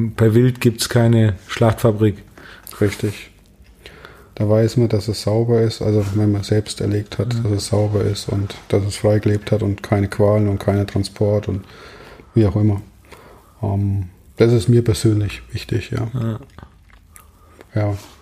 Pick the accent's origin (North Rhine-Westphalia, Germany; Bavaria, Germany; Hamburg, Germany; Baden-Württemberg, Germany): Bavaria, Germany; Ottmannshausen; also auch ziemlich ländlich geprägt bei mir, wo ich herkomme. Ich komme aus Ottmannshausen